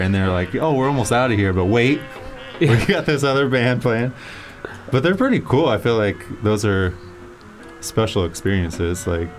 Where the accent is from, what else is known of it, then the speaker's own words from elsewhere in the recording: Los Angeles, California, United States; obviously we're from Silver Lake